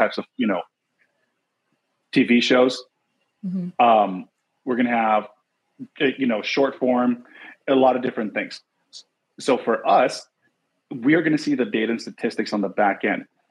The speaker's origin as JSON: {"language": "English", "town": "Los Angeles", "region": "California", "country": "United States", "tie": "born or raised there", "said": "I'm born and raised"}